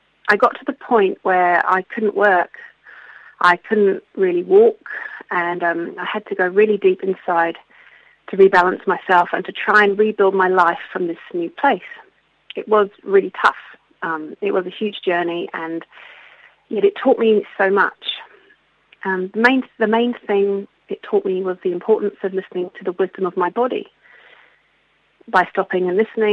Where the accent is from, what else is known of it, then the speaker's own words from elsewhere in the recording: London, United Kingdom; now in Queenstown, New Zealand; I'm originally from London, but have been living in this beautiful part of the world for over 20 years now, so I do consider myself a Kiwi